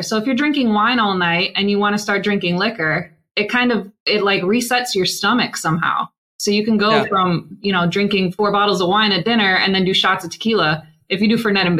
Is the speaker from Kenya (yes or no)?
no; Milwaukee, Wisconsin, United States; now in Tampa, United States; I'm from Milwaukee.